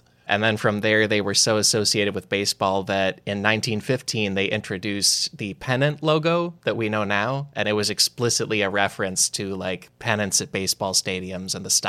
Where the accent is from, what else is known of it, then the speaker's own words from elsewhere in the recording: Chicago, Illinois, United States; When I was growing up in Chicago